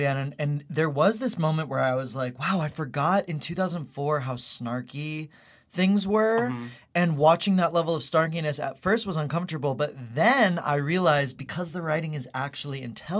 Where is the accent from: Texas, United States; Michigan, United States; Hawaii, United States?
Texas, United States; Houston; Houston, Texas.